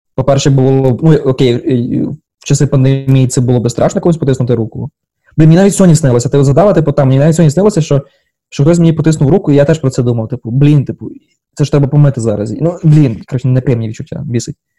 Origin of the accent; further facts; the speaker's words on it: Ukraine; moved away as an adult; now in Washington, United States; я з України